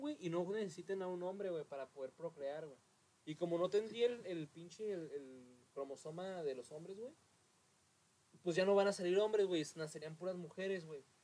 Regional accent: Mexico; que tenemos como mexicanos

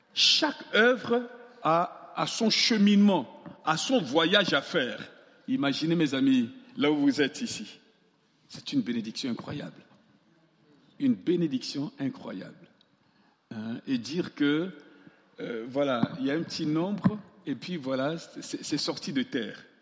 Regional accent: Central African Republic; moved away as an adult; also born or lived in Grenoble, France; chez moi en Centrafrique

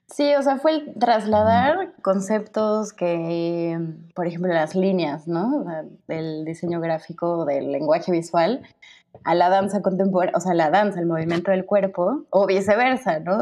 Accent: Cuernavaca, Morelos, Mexico; moved away as an adult; also born or lived in Mexico City / Cancún / Mazatlán / Catalonia, Spain; now in Spain; nací en el DF, pero nunca viví ahí hasta la universidad crecí dos años en Cancún, luego unos años en, Mazatlán y luego ya toda mi vida en Cuerna hasta que me fui en la universidad al, al defectuoso

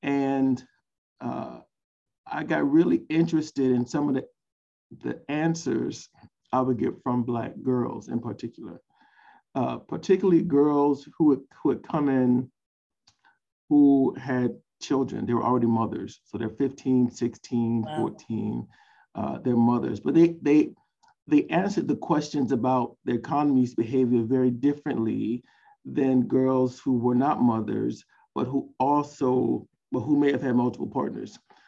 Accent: Savannah, Georgia, United States; I'm a Southerner. I'm from Savannah, Georgia.

